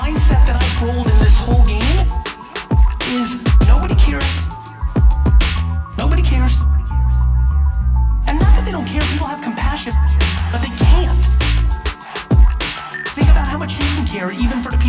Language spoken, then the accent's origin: English; New York City, New York, United States; also born or lived in Soviet Union; I was born in the Soviet Union, we come to America, I live in a studio apartment in Queens.